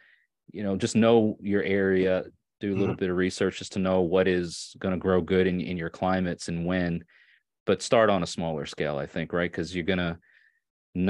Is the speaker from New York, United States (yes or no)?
yes; Long Island, New York, United States; also born or lived in Catskills, New York; I grew up on Long Island in New York, and then we moved to like the off of the island close to the lower foothills of the Catskill